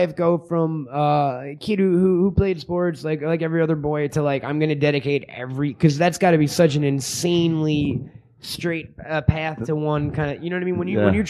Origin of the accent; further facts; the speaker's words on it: United States; I'm obviously from America